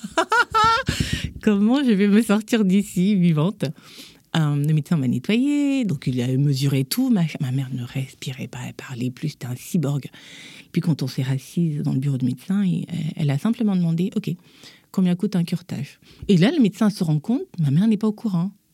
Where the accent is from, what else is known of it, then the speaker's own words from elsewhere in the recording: Gabon; moved away as an adult; now in Paris, France; je suis née, j'ai grandi en Afrique, au Gabon